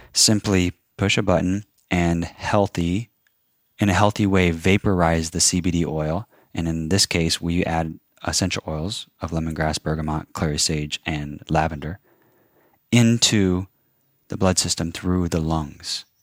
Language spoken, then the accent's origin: English; Kansas, United States; also born or lived in Phoenix, Arizona; born in Phoenix, Arizona. Um, have plenty of family there, but then my dad, after my mom died, moved us, my brother and I, to Kansas and grew up on a forty-acre farm